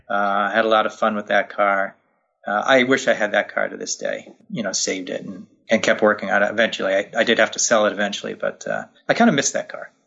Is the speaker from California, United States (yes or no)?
no; Poughkeepsie, New York, United States; my hometown in Poughkeepsie, New York